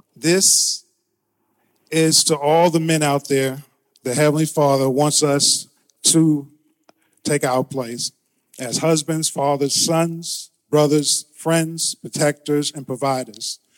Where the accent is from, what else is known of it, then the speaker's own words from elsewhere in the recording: New York City, New York, United States; I am from Brooklyn, New York.